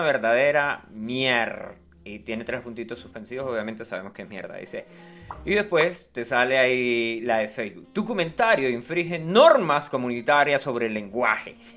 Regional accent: Venezuela; also born or lived in Chile; hablamos como venezolano

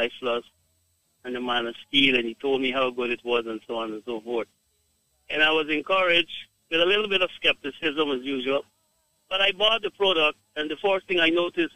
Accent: Guyana; I am from Guyana

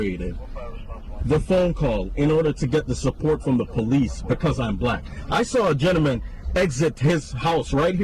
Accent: Jamaica; now in United States; Jamaica I come from. I've managed to assimilate certain American culture. You'd never know, say, I'm a Jamaican

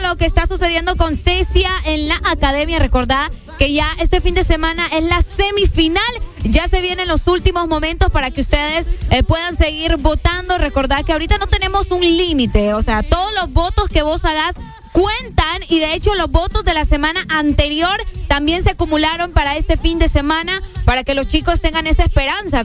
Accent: Honduras; Como todo hondureño

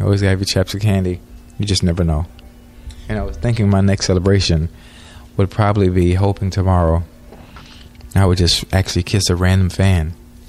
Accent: Miami, Florida, United States; I'm from Liberty City.

